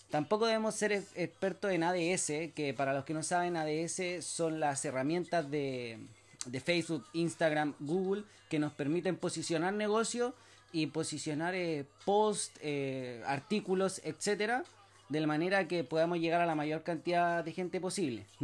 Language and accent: Spanish; Chile; soy de Chile